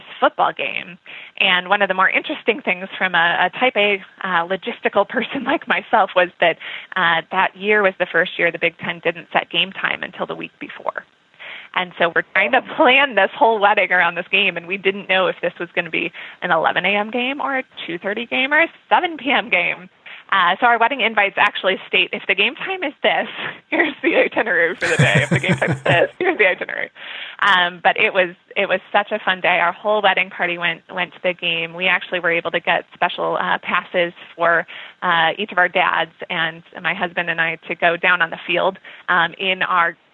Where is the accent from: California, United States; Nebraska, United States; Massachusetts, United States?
Nebraska, United States; now in Minnesota, United States; I am originally from Nebraska. I live in Minnesota now. And as someone who grows up in Nebraska